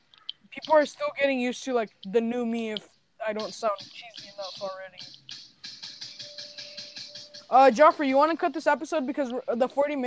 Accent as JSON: {"language": "English", "country": "Mexico", "said": "I came from the Mexico, I came from Mexico."}